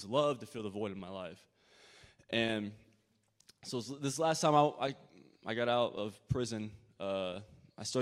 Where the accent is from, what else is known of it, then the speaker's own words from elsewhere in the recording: Decatur, Illinois, United States; I'm from Decatur, Illinois, and my childhood was very gracious